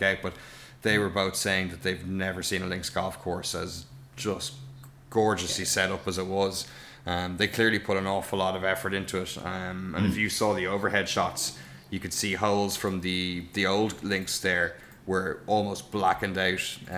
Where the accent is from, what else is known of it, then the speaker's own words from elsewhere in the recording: Ireland; very proud as an Irishman that it looked so good